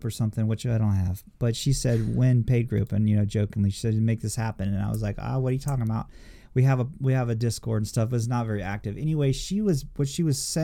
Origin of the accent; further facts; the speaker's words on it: New Orleans, Louisiana, United States; I was born in New Orleans